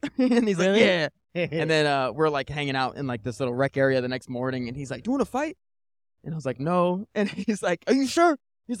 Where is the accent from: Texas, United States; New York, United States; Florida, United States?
Florida, United States; Tampa; my friends and I grew up in Tampa. Tampa's a shitty area.